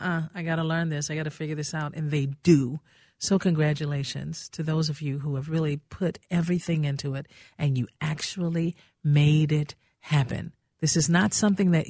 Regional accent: Gary, Indiana, United States; now in Minnesota, United States; I'm from Gary, Indiana

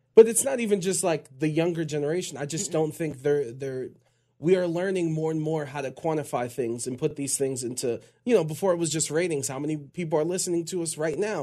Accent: Cleveland, Ohio, United States; I'm from Cleveland

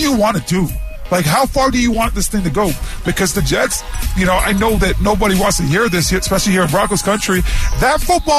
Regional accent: Canada; moved away; being a Canadian

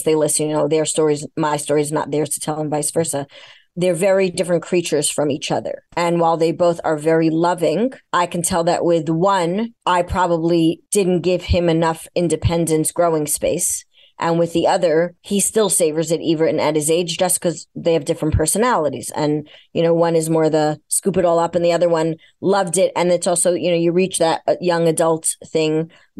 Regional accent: New York, United States; I'm a New Yorker

